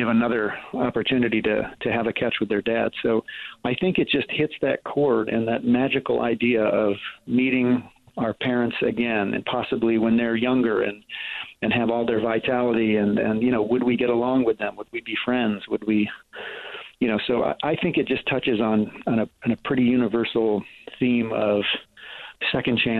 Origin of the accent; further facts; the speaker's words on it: Ohio, United States; moved away; I went to high school in Ohio